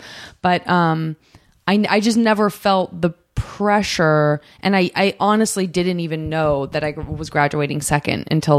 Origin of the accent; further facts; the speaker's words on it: Tucson, Arizona, United States; From Tucson, Arizona.